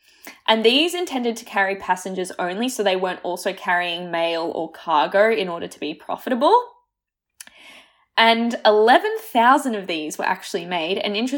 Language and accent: English; Croatia; born there; because I was born in Croatia, so I go back every, like, 3 years, and that is a whole day of travel